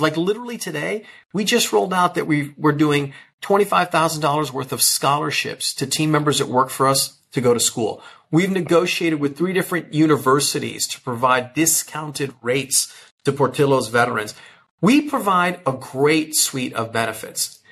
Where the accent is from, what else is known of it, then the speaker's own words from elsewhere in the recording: Chicago, Illinois, United States; I grew up in the Chicago area.